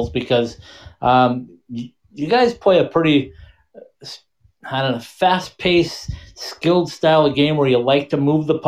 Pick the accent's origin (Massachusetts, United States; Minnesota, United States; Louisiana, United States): Minnesota, United States; now in Tucson, United States; my home state of Minnesota